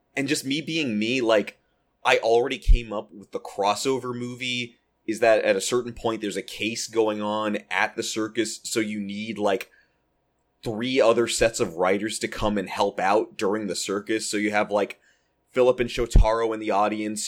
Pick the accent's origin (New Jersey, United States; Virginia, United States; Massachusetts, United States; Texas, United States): Texas, United States; now in Southern California, United States; my home state of Texas